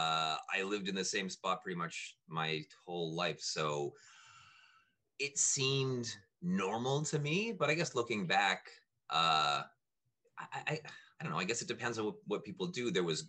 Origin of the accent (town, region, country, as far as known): Whitby, Ontario, Canada; born or raised there